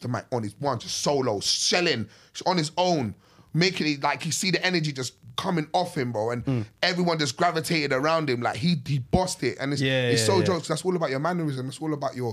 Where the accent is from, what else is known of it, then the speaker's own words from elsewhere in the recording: London, United Kingdom; I'm not from Kilburn. I'm from the Zoo.